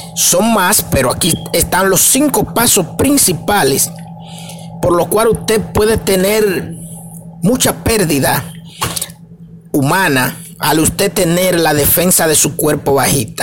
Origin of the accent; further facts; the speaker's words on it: Dominican Republic; para mi gente de República Dominicana, porque somos dominicanos, estamos transmitiendo desde aquí, desde República Dominicana